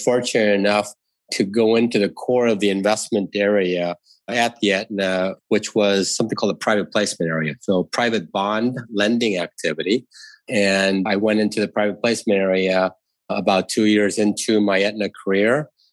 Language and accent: English; outside of Detroit, Michigan, United States; moved away; I grew up outside of Detroit.